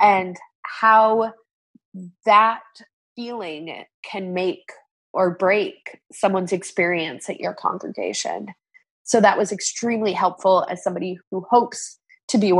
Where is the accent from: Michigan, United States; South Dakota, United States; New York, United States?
South Dakota, United States; moved away as an adult; also born or lived in Sioux Falls; now in Northern Virginia, United States; growing up in South Dakota, I was very, very used to having a high indigenous population in the church